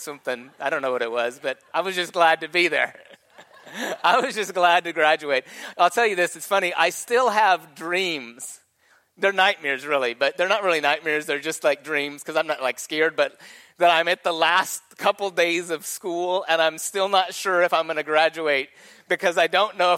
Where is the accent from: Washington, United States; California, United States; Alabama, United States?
California, United States; moved away; I was born in Secret Valley, California